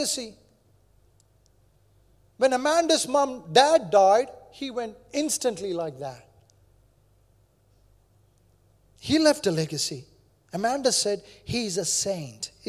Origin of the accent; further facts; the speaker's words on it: India; moved away; I grew up in India, there are many religions